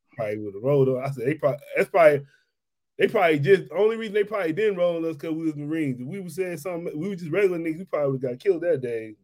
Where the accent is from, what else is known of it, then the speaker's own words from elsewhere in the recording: Mississippi, United States; moved away; I am from Mississippi